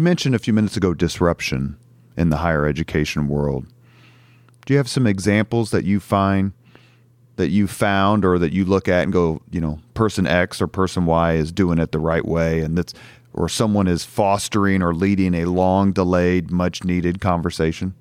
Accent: Indianapolis, Indiana, United States; I grew up in Irvington

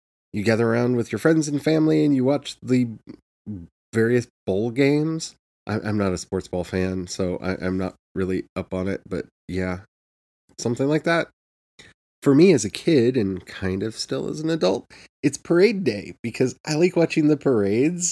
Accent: United States; Because I'm American

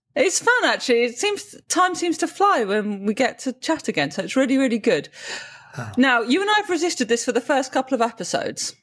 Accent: United Kingdom; as a Brit

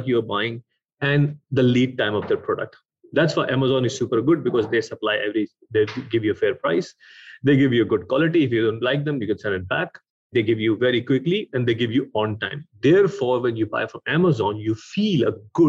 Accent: Pakistan; moved away as an adult; also born or lived in Sweden / United Kingdom; I was born in Pakistan

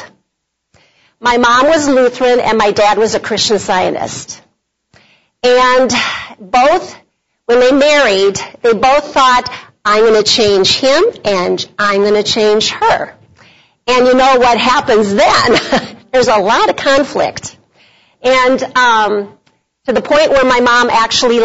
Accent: Bloomington, Minnesota, United States; I was from Bloomington, Minnesota, so I was a suburbanite girl

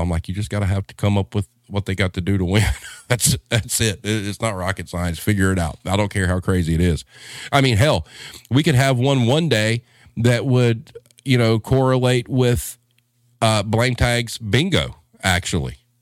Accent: the South, United States; I'm a Southerner dude

